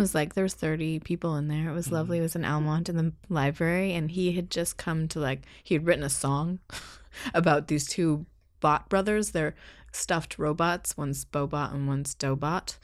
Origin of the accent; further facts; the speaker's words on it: Canada; moved away as an adult; also born or lived in Ottawa, Canada / Seattle, United States; being a Canadian in the States